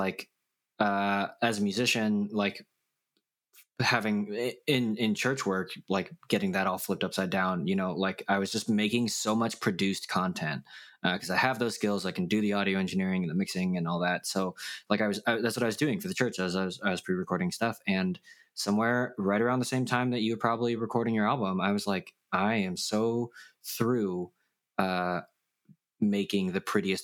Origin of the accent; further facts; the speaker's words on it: United States; we are Korean American